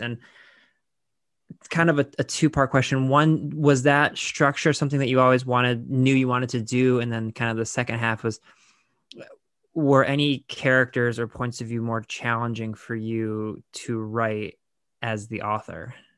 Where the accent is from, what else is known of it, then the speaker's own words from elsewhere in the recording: Lorain, Ohio, United States; I'm from Laredo, Ohio, where Toni Morrison is from